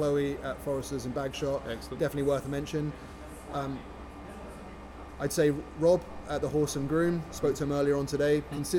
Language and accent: English; United Kingdom; also born or lived in Toronto; Pubs are deeply rooted in our culture as British people